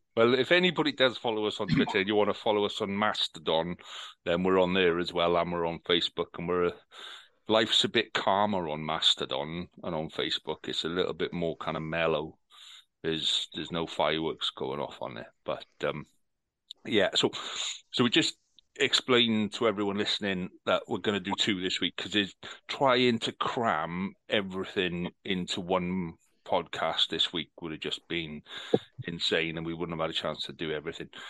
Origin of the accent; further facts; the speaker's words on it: Wales, United Kingdom; We're Welsh. Yes, we're Welsh. We make beer